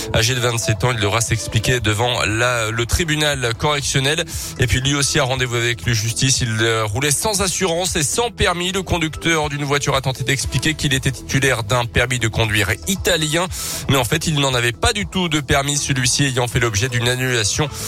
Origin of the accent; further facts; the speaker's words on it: Auvergne-Rhône-Alpes, France; chez nous en Auvergne-Rhône-Alpes